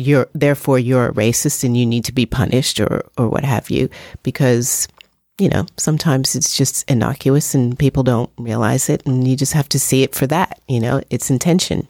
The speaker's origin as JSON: {"language": "English", "region": "New York", "country": "United States", "tie": "born or raised there", "said": "in the eighties and the nineties growing up in New York"}